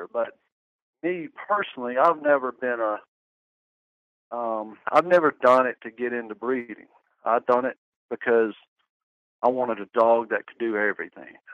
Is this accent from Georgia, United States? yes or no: yes; Loganville, Georgia, United States; also born or lived in Tampa, Florida; Georgia, uh, about 30 minutes east of Atlanta. Born and raised. Um, well, actually, I was born in Tampa, Florida, but my dad was in the Air Force, and but our home's always been in Loganville.